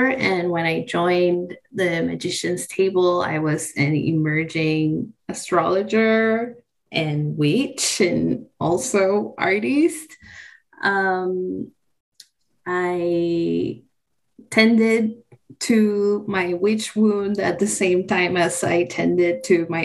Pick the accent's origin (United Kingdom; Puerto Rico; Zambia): Puerto Rico; now in Paris, France; I was raised near water. I grew up in Puerto Rico.